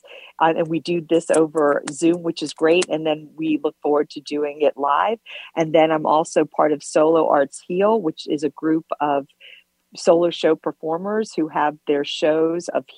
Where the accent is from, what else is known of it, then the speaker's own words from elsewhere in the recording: Virginia Beach and Richmond, United States; moved away as an adult; now in New York, United States; I was born in New York and grew up in Virginia Beach in Richmond. And then I came back to New York